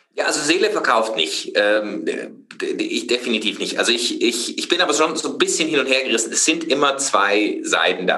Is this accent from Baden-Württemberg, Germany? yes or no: yes; Freiburg, Baden-Württemberg, Germany; ich komme aus Freiburg